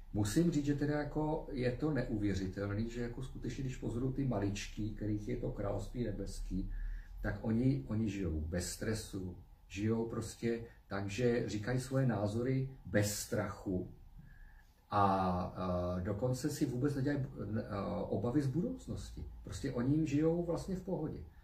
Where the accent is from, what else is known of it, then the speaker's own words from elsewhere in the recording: Czechia; jako Češi